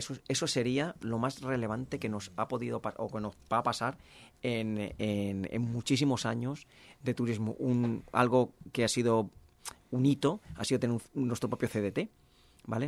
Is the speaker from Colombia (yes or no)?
no; Valencian Community, Spain; somos valencianos, al igual que españoles